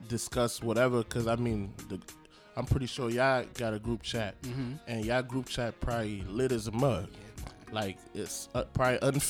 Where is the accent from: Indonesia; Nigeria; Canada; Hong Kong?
Nigeria; moved away; I am from Great Nigeria